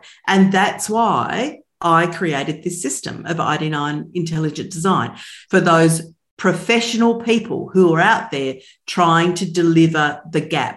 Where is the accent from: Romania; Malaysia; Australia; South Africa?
Australia; I'm from Australia